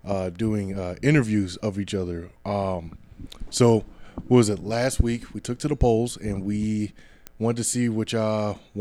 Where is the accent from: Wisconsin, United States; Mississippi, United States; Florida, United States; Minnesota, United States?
Minnesota, United States; Minneapolis; also born or lived in Inver Grove Heights, Minnesota; I am from Minneapolis, Minnesota. I grew up all over the Twin Cities, and I ended up in Invergrove Heights.